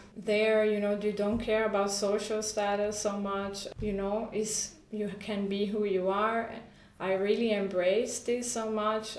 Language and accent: English; Honduras; first language Spanish; English is a second language; moved away as an adult; also born or lived in Costa Rica / Germany; I was born and raised in Honduras